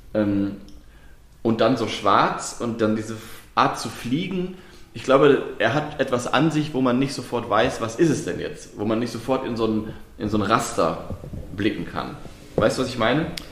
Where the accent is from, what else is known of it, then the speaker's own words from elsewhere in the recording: Lower Saxony, Germany; ich komme ja aus Niedersachsen äh, gebürtig